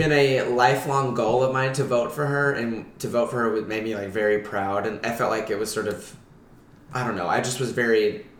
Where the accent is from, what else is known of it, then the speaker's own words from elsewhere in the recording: Newport, Arkansas, United States; also born or lived in New York; now in Los Angeles, United States; So I'm from a really small town called Newport, Arkansas. It's just above 7,000 people. Closer toward Memphis in the northeast corner of the state.